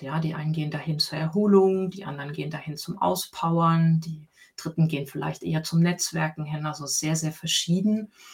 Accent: Leipzig, Saxony, Germany; moved away; ich bin gebürtig aus Sachsen. Ich bin in Leipzig geboren und dort im Südwesten von Leipzig groß geworden

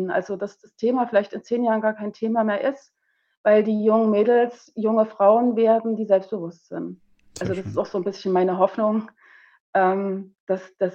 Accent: East Germany, Germany; zumindest hier in Bayern oder in Westdeutschland, ich bin ja aus dem Osten, da war das alles ein bisschen

